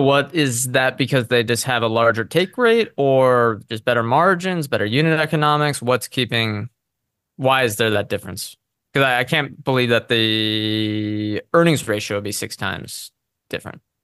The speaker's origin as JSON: {"language": "English", "country": "United States", "said": "as an American consumer"}